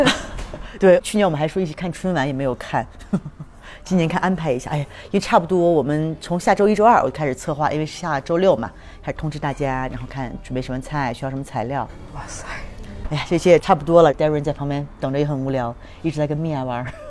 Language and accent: Chinese; China; moved away; 我们中国人又很要面子